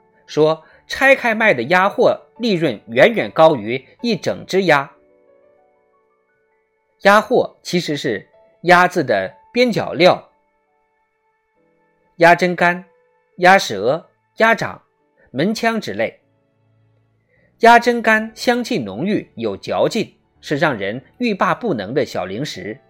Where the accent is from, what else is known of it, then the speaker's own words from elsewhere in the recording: Wuhan, Hubei, China; 作为一个武汉人，一个正宗的武汉人，